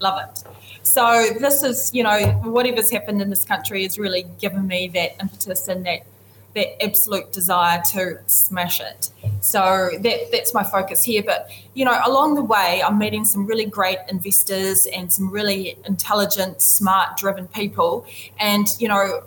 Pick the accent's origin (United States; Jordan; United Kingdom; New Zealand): New Zealand; as a New Zealander of Indigenous background and a woman in fintech